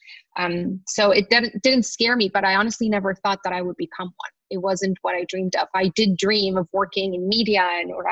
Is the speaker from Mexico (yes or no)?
yes; Tijuana, Baja California, Mexico; moved away as an adult; also born or lived in San Diego; now in New York, United States; I always wanted to live in New York when I was growing up in Tijuana